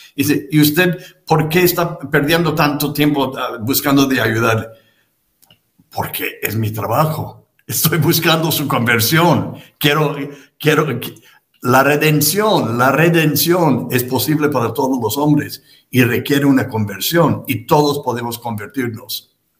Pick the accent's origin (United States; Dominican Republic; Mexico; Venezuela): United States; en Estados Unidos, donde yo nací y me trataron de educarme